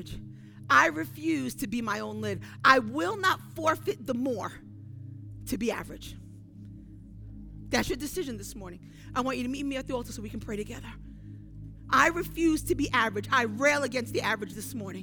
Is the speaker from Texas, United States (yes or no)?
no; New York City, New York, United States; I'm from Brooklyn